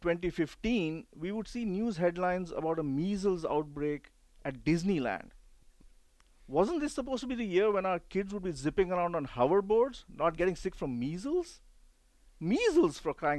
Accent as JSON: {"language": "English", "country": "India", "tie": "born or raised there", "moved": "yes", "lives_now": "United States", "said": "I grew up in India when smallpox was still around"}